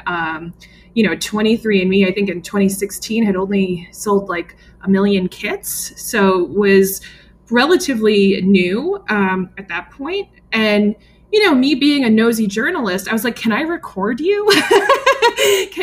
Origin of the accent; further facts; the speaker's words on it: New York City, New York, United States; I grew up in the New York metro area